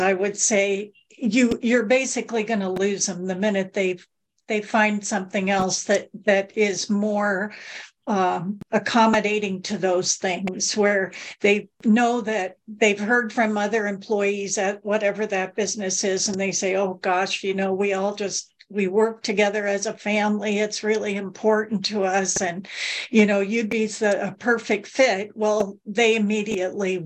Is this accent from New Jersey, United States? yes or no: no; Southern California, United States; I grew up in Southern California